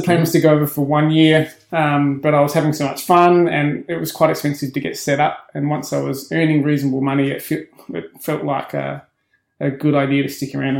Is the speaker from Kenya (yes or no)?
no; Adelaide, South Australia, Australia; moved away as an adult; now in Melbourne, Australia; I'm from Adelaide originally. Yeah. I moved to Melbourne over 20 years ago now, straight out of university.